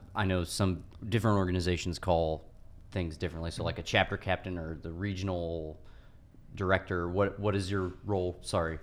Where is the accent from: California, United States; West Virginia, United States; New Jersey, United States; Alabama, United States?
California, United States; Morris Reservoir; I grew up on Morris Reservoir